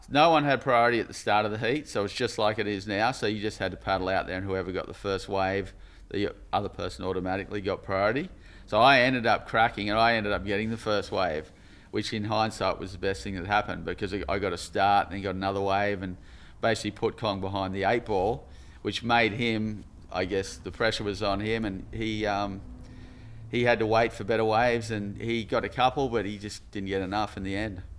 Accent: Sydney, New South Wales, Australia; our North Narrabeen culture.

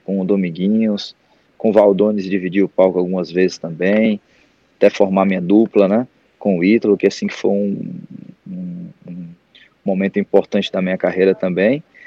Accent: Fortaleza, Ceará, Brazil; eu morei minha vida, minha infância toda no Montese

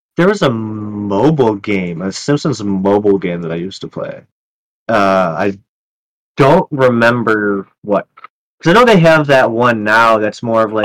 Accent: Chicago, Illinois, United States; I'm from Chicago. I was in Cook County

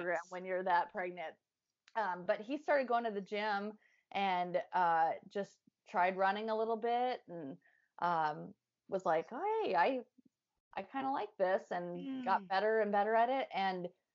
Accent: Midwest, United States; we're all from the Midwest

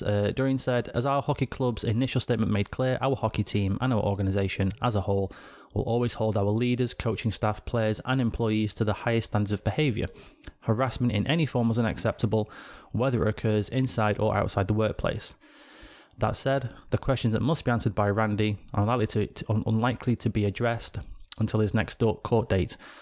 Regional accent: England, United Kingdom; being an Englishman

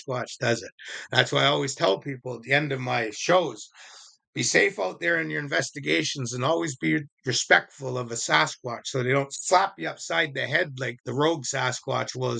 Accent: Indian Reserve, Vancouver, British Columbia, Canada; also born or lived in Shawnigan Lake, Canada; I was brought up on Indian Reserve. And when I moved to the cities, I was in the east side of Vancouver

